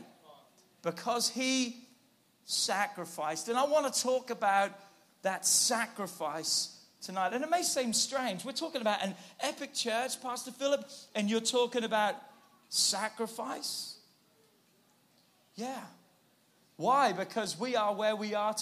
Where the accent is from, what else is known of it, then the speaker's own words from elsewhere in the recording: England, United Kingdom; moved away as an adult; now in United States; I'm from God's country. I'm from England. I've been in America 21 years now